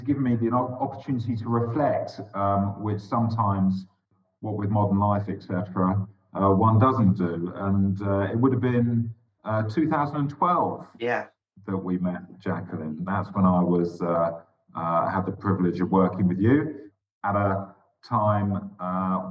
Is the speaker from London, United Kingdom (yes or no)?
yes; London, United Kingdom; also born or lived in Scotland; I was born in Scotland, actually, I have to admit. And I am, in some ways, a proud Scot, but I'm also a very proud Londoner, having spent most of my life in London. I went to school in London